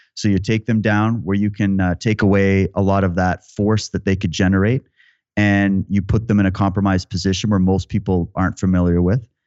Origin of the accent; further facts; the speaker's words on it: Yorkton, Saskatchewan, Canada; I grew up in Yorkton, Saskatchewan